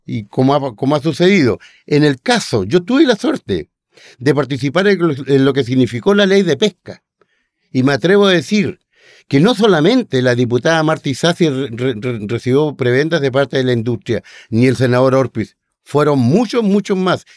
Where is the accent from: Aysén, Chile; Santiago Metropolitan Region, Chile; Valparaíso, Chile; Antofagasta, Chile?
Aysén, Chile; pasando por mi tierra, también por Aysén